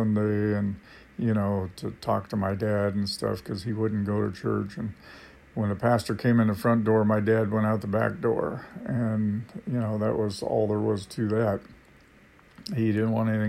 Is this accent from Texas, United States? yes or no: no; Vancouver, Washington, United States; also born or lived in California; we moved up north to Washington State, and we eventually settled in Vancouver, Washington